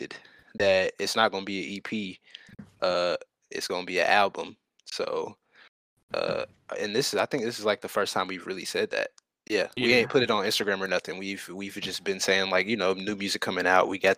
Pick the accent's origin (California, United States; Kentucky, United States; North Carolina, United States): Kentucky, United States; I'm from Kentucky